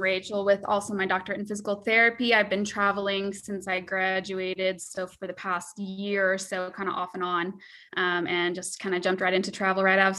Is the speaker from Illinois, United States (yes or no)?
yes; Illinois, United States; moved away as an adult; also born or lived in Nebraska; I grew up most of my life in Illinois, and I went to PT school in Nebraska.